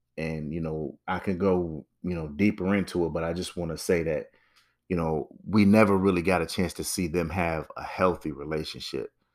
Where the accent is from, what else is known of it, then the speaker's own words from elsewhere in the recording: Connecticut, United States; I grew up in Connecticut